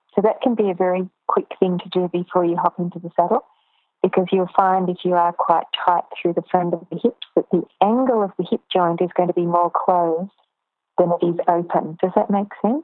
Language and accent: English; Ballarat, Victoria, Australia; born or raised there; also born or lived in Melbourne